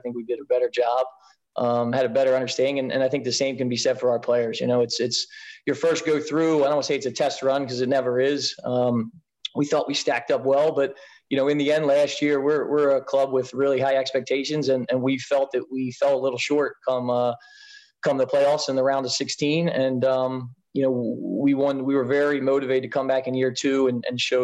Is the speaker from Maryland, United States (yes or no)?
yes; Baltimore, Maryland, United States; I grew up in the Baltimore area, played all my club soccer there.